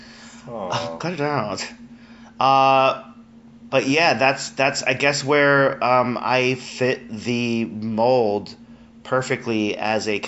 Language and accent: English; Colombia; moved away; I'm Colombian. I'm Colombian